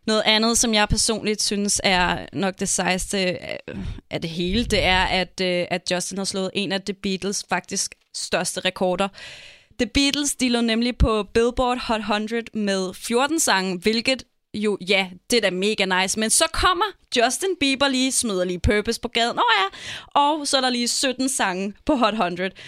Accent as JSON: {"language": "Danish", "country": "Denmark", "said": "Vi er danskere"}